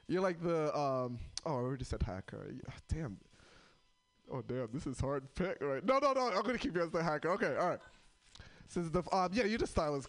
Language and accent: English; New York, United States; now in Portland, United States; I'm from New York